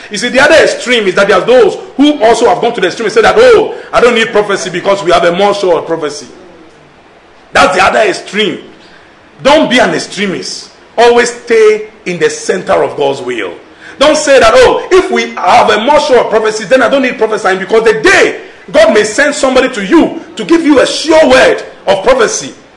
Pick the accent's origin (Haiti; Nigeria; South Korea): Nigeria; accent: Nigerian English; I'm speaking Nigerian English